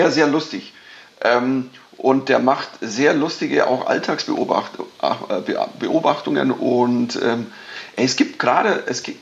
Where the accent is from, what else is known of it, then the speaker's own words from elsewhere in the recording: Bavaria, Germany; Man, man spielt ja das, wo man herkommt. Also ich bin Bayer, ich krieg das auch nicht los.